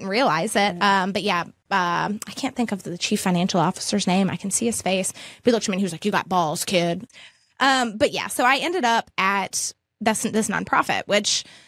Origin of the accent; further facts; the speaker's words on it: Amherst County, Virginia, United States; also born or lived in Lynchburg, Virginia; I was born in Amherst County